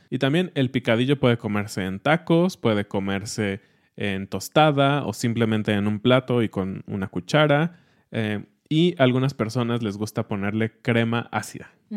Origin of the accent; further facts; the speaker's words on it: central Mexico, Mexico; le decimos jitomate en el centro del país y en el norte le dicen tomate